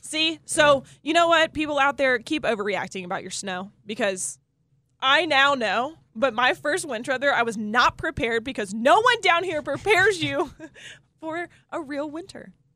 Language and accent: English; the Carolinas, United States; also born or lived in Indianapolis; I grew up in the Carolinas